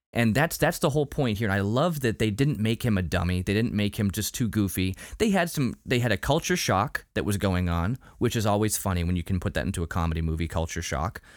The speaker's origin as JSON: {"language": "English", "town": "Salem", "region": "Massachusetts", "country": "United States", "tie": "born or raised there", "also_born_or_lived": "Lynn, Massachusetts", "said": "I grew up near Salem. Uh, I, I mean, I was born in Salem"}